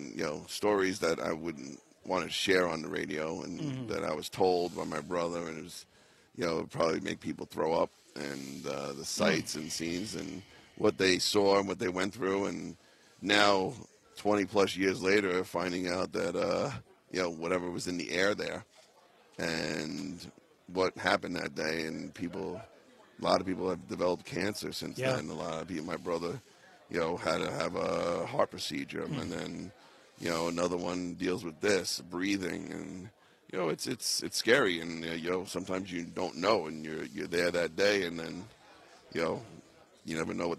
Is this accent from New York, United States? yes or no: yes; Staten Island, New York, United States; I couldn't get home because I'm from Staten Island.